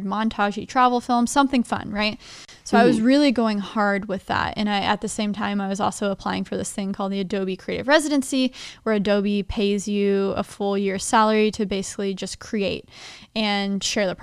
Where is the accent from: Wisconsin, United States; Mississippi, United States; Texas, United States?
Texas, United States; Dallas; moved away as an adult; also born or lived in Nashville, Tennessee; I grew up in Dallas, Texas, first 20 years of my life